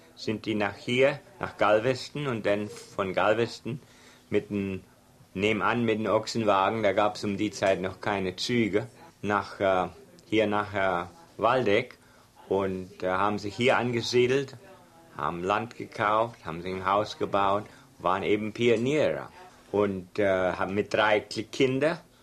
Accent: Texas, United States; accent: Texas German; first language German; Obwohl das Deutsch war etwas vermischt, dass wir Texas Deutsch nennen

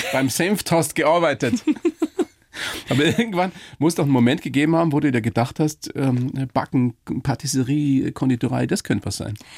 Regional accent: Weiden, Bavaria, Germany; Ich bin ja selber aus der Oberpfalz, aus Weiden

